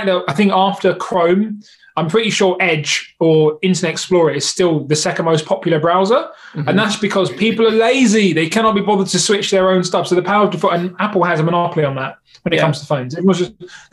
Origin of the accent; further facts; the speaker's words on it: London, United Kingdom; I'm London through and through, like born and bred type thing.